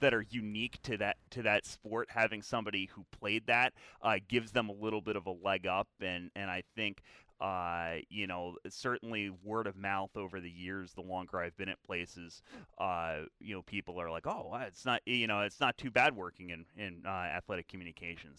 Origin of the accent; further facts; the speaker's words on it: Philadelphia, Pennsylvania, United States; I grew up in the Philadelphia area, uh, the western suburbs, uh, on the mainline